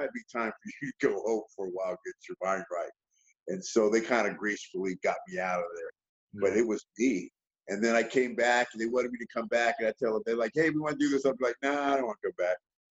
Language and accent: English; Bay Area, California, United States; I'm from the Bay Area